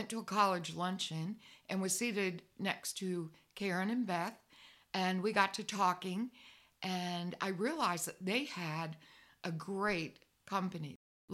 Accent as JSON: {"language": "English", "region": "Michigan", "country": "United States", "also_born_or_lived": "Florida", "moved": "yes", "lives_now": "Franklin, United States", "said": "I'm originally from Michigan, but lived in Florida for many years, where I became a guidance counselor in a Catholic school in Fort Lauderdale. 5 years ago, my husband and I decided to leave Florida and move to Franklin, Tennessee"}